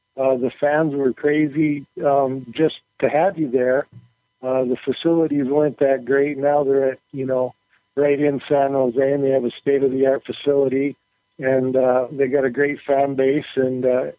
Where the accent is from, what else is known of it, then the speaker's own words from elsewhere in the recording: Edmonton, Alberta, Canada; now in Kalamazoo, United States; I grew up in Edmonton, Alberta.